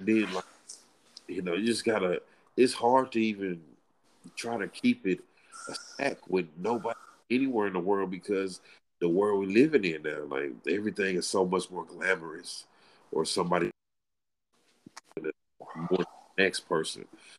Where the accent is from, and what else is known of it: United States; born or raised there